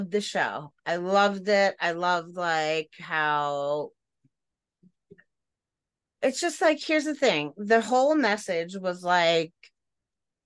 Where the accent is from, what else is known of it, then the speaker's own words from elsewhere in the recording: Long Island, New York, United States; We're from Long Island.